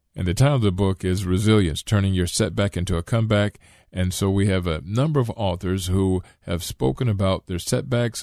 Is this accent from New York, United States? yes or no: no; Akron, Ohio, United States; growing up in Akron